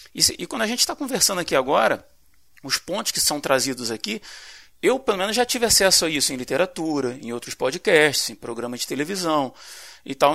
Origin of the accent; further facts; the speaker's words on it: Brazil; como brasileiros